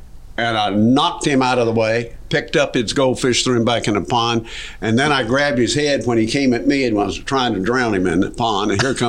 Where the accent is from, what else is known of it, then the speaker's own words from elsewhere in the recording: Durham, North Carolina, United States; I was born in Durham, North Carolina.